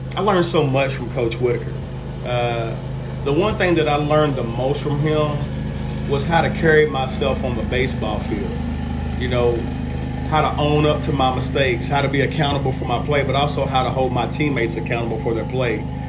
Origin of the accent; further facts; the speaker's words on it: Cynthiana, Kentucky, United States; now in Georgetown, United States; As a small child, between the ages of one and two, I grew up here in Georgetown. And when I was about four, maybe five, three or four years old, my mother moved to Cynthiana